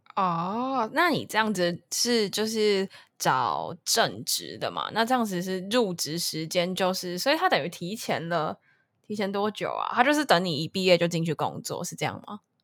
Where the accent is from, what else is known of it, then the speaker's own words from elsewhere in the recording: Taipei, Taiwan; moved away as an adult; now in Tainan, Taiwan; 我其实我是台北人